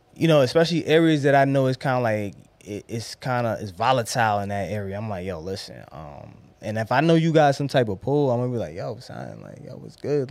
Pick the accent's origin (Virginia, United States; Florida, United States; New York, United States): New York, United States; New York City; I'm from Brownsville